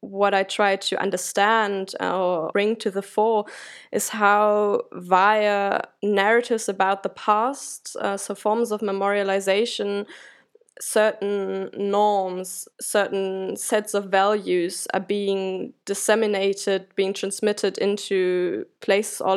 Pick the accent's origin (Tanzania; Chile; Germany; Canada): Germany; as a German